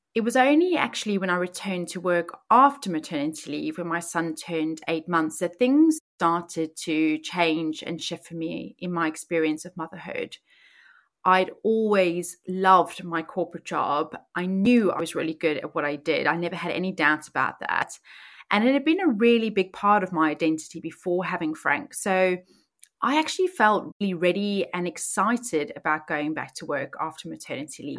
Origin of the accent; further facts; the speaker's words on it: South Africa; moved away as an adult; now in Oxfordshire, United Kingdom; I was born and raised in South Africa, and I moved to the U K when I was nineteen